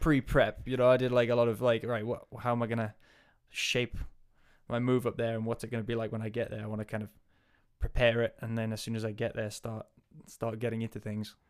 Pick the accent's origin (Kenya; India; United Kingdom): United Kingdom; Northumberland, North East England; moved away as an adult; also born or lived in Wales / New Zealand; now in Aviemore, United Kingdom; I am from Northumberland, so northeast of England, originally.